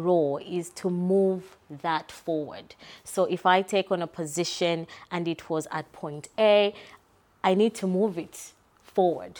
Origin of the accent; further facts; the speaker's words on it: Zambia; now in Perth, Australia; So growing up, I'm from Zambia, so I was born in Zambia.